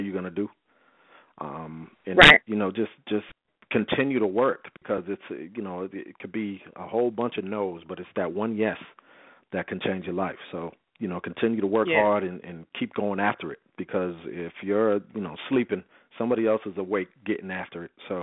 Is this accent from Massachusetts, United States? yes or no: yes; Boston, Massachusetts, United States; I'm from Boston